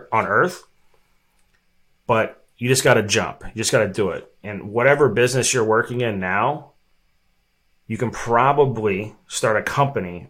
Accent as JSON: {"language": "English", "town": "Evansville", "region": "Indiana", "country": "United States", "tie": "born or raised there", "moved": "as an adult", "lives_now": "Arizona, United States", "said": "I was literally the only listing on the map in my hometown, Evansville, Indiana"}